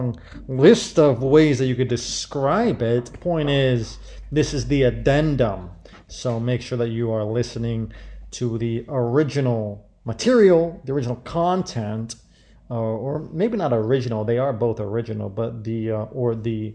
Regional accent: Midwest, United States; moved away as an adult; I grew up in the Midwest

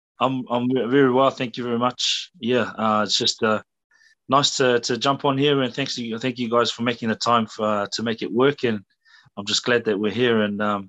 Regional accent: Australia; born there; it was growing up knowing that I was born in Australia, had the Aussie passport, and I've only got the one until I got the Tongan passport.

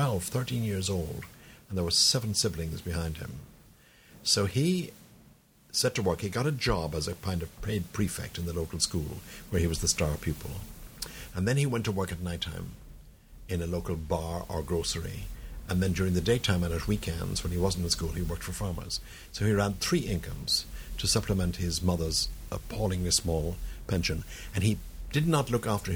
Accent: County Tipperary, Munster, Ireland; I grew up in a county called Tipperary.

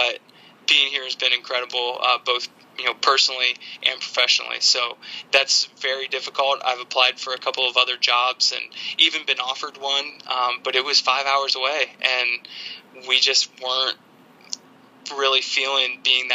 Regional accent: Ohio, United States; moved away as an adult; also born or lived in South Florida; growing up in Ohio, small town

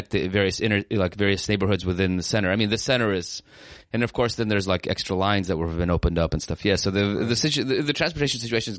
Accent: United States; I was kind of from America or that I grew up there.

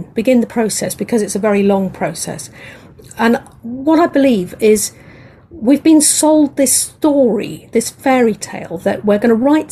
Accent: England, United Kingdom; accent: English; I'm an English lady, as you can hear from my accent

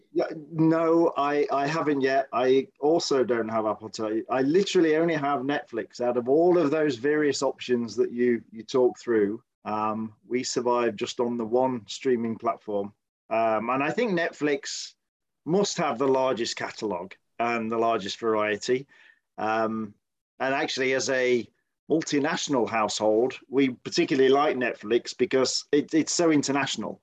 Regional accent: United Kingdom; now in United States; speaking as a Brit, and of course, I grew up with the BBC as our main kind of media channel

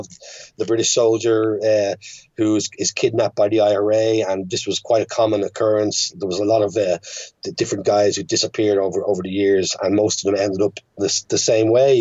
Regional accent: Dublin, Leinster, Ireland; born or raised there; moved away as an adult; also born or lived in London / United States / France

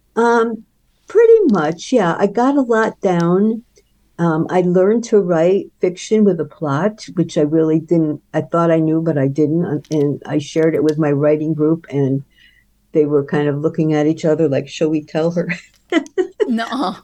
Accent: upstate New York, United States; moved away; my hometown in upstate New York

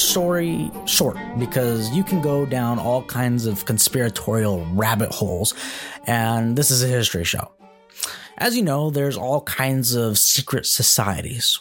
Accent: Antelope, California, United States; grew up in Antelope, California

